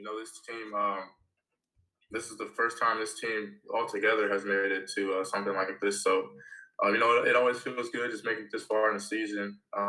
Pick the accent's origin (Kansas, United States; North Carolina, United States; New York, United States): Kansas, United States; Lawrence; now in South Dakota, United States; So, growing up in Lawrence, it's another college town.